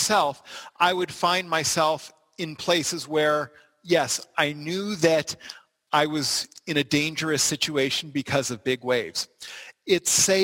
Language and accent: English; Los Angeles, California, United States; I can remember being 8 or 9, growing up in Los Angeles